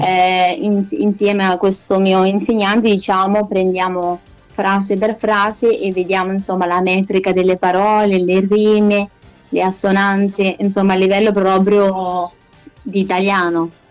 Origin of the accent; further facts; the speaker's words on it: Corridonia, Marche, Italy; accent: Maceratese; also born or lived in Lithuania; sono di Corridonia, ma sono nata in Lituania, quindi all'estero. Mm-hmm. Ehm, e, all'età di dieci anni vengo adottata da una famiglia italiana